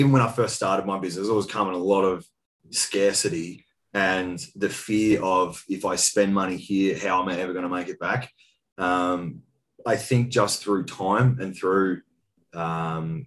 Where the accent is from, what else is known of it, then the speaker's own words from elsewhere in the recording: Colac, Victoria, Australia; I was actually back in my hometown, for those listening. It was a little town called Colac, around about 10,000 population, about 2 hours west of Melbourne